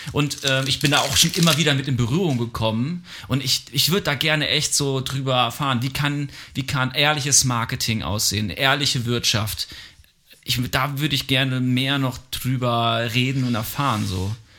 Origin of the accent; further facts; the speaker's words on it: Germany